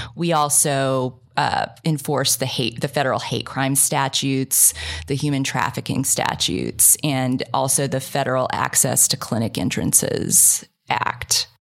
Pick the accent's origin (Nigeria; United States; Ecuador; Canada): United States; Kansas; moved away; I grew up in Kansas